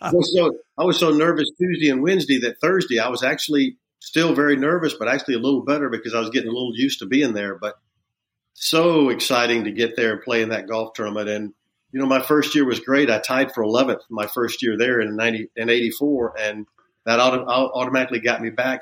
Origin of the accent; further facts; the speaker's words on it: Augusta, Georgia, United States; growing up in Augusta